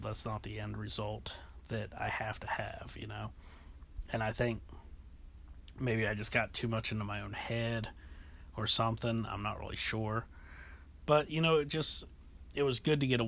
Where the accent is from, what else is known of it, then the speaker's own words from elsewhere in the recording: North Carolina, United States; also born or lived in Ohio; being in North Carolina, going to school in North Carolina, a lot of the history stuff that we learned in the earlier grades was local history